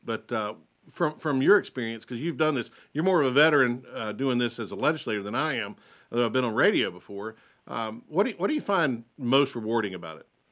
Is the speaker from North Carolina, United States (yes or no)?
yes; Lincolnton, North Carolina, United States; also born or lived in Denver, North Carolina / Huntersville / Cornelius / Mooresville; I was born and raised in Lincolnton